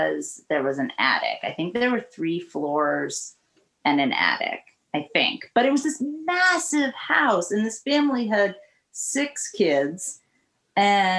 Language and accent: English; Northern California, United States; I grew up in Northern California